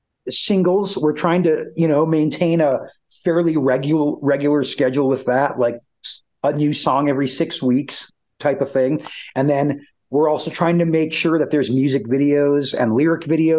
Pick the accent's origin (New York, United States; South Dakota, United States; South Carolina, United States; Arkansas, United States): South Dakota, United States; Aberdeen; where I'll actually get to bring the band back to my hometown of Aberdeen, South Dakota for a music festival there.